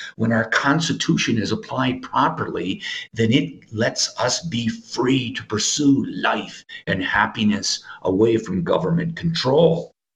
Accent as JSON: {"language": "English", "town": "Appleton", "region": "Wisconsin", "country": "United States", "tie": "born or raised there", "moved": "yes", "lives_now": "Arizona, United States", "said": "my hometown of Appleton, Wisconsin, where Freedom Project uh, Media is located."}